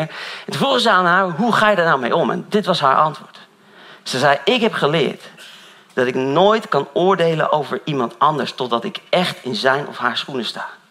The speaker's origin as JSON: {"language": "Dutch", "town": "Dronten", "region": "Flevoland", "country": "Netherlands", "said": "Ik kom uit Dront en zo allemaal, die kant op"}